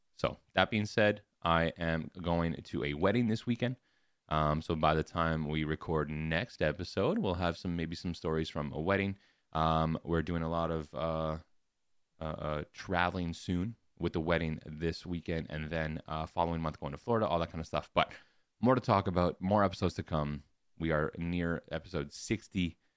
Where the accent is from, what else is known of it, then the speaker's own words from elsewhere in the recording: Canada; as a Canadian